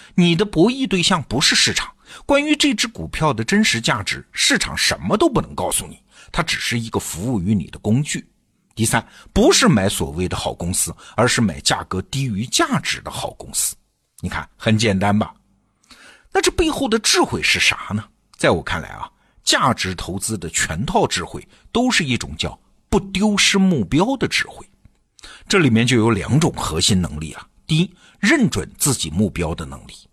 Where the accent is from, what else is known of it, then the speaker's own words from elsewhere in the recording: China; 咱们中国人